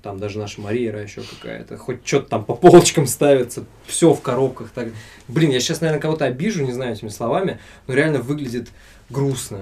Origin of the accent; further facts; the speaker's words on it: Siberia, Russia; moved away as an adult; also born or lived in Tomsk / Anzhero-Sudzhensk; now in Saint Petersburg, Russia; я из Сибири